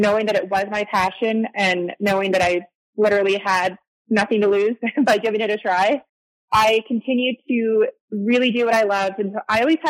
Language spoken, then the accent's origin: English; Canada; moved away as an adult; now in Arizona, United States; I'm Canadian, by the way, or I lived in Canada. So I moved to Arizona